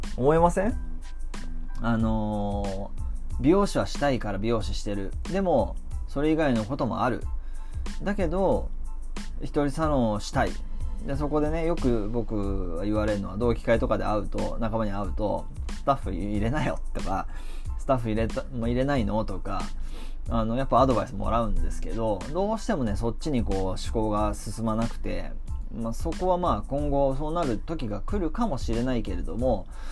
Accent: Kamakura, Kanagawa, Japan; also born or lived in Tokyo; 地元に戻って鎌倉でここで2008

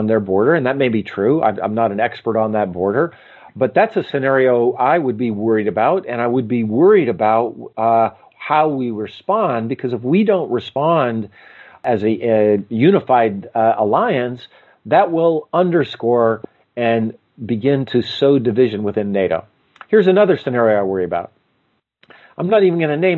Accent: United States; also born or lived in Moscow; as an American

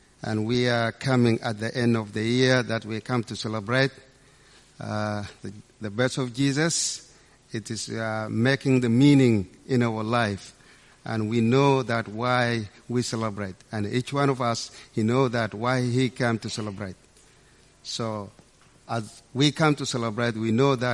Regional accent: Sudan; moved away; my background as African, I come from Sudan in a small village

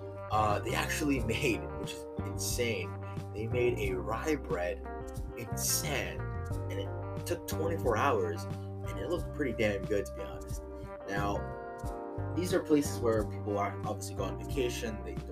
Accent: United States; I'm all American, born in the USA

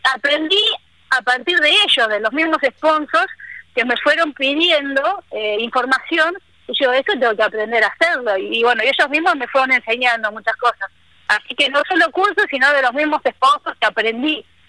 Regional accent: Buenos Aires, Argentina; moved away as an adult; also born or lived in Córdoba; now in Misiones, Argentina; yo soy porteña, nacida bien en el barrio de Belgrano, bien porteña.

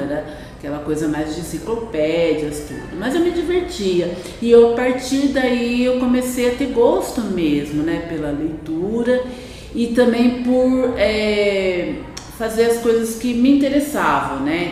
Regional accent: Campinas, São Paulo, Brazil; moved away as an adult; also born or lived in Uberaba, Minas Gerais; now in Campos do Jordão, Brazil; Eu sou natural de Uberaba, Minas Gerais, Triângulo Mineiro, né? E só que eu vim para o estado de São Paulo muito é, com quatro anos, ainda menina, né? Ainda criança e com quatro anos e a partir daí para Campinas, né, interior de São Paulo e onde foi toda a minha infância, é, adolescência, juventude

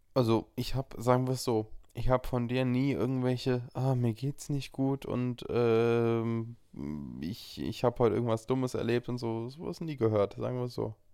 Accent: Frankfurt, Hesse, Germany; in meiner Heimat Frankfurt studiere

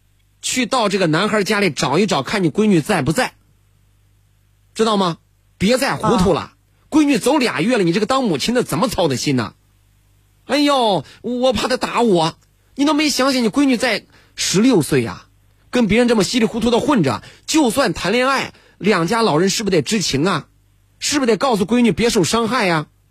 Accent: Henan, China; 我们河南人真的听不懂你们说的这些几周几周，我们就说几岁几岁

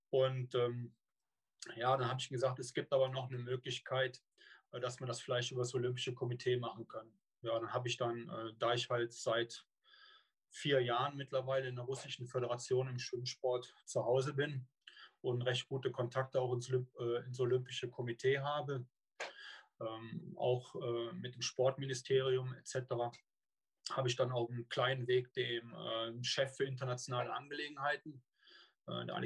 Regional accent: Cologne, North Rhine-Westphalia, Germany; hört, bin ich eine Kölsche Jung. Ja, und äh, also komme gebürtig aus dem Rheinland.

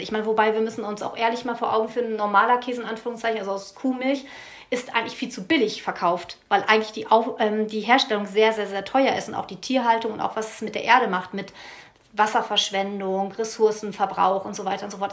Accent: East Frisia, Lower Saxony, Germany; ich komme aus Friesland

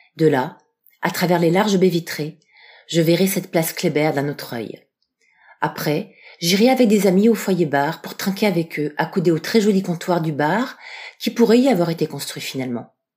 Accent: Strasbourg, Grand Est, France; Je suis de Strasbourg

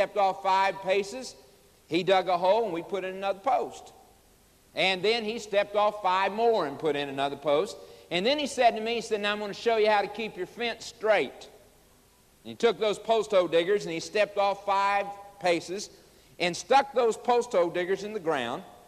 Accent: Oklahoma, United States; also born or lived in Chicago, Illinois; As a boy of 9 years of age, we moved from Chicago, Illinois, to Oklahoma. Moved out on the farm

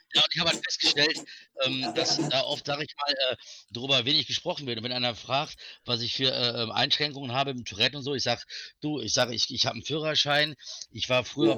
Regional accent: Velbert, North Rhine-Westphalia, Germany; Ich bin also aus Felbert, das ist in der Nähe von Wuppertal und Düsseldorf

